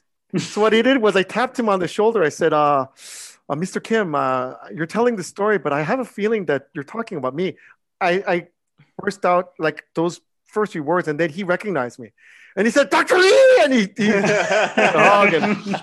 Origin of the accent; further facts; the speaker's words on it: Canada; Like, for me, as a Canadian, that was really, really special.